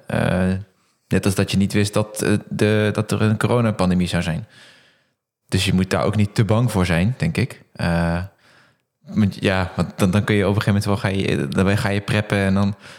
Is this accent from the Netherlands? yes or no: yes; Netherlands; als Nederlander heel blij dat we in Nederland uh, in de eurozone leven